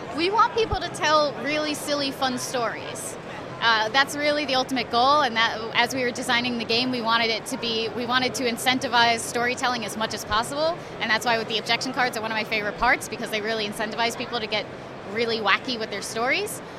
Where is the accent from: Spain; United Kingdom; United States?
United States; New York; I'm from New York